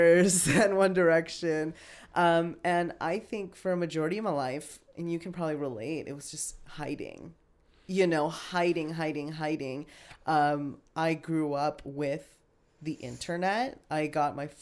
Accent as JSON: {"language": "English", "town": "Las Vegas", "region": "Nevada", "country": "United States", "tie": "born or raised there", "said": "I grew up in Las Vegas"}